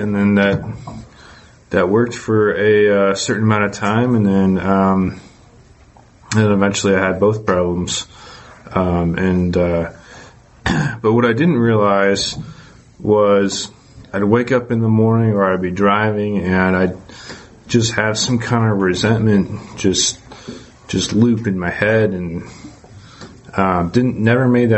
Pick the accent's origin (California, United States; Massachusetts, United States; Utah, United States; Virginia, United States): Massachusetts, United States; also born or lived in Georgia, United States; I'm from Massachusetts, but I used to live in Georgia and then moved back to Massachusetts